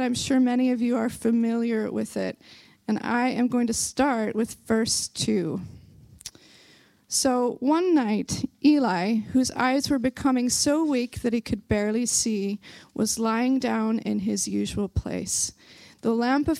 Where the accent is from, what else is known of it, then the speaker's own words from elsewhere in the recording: Belfast, Northern Ireland, United Kingdom; accent: Belfast; my Belfast accent is trying, it's trying to come through here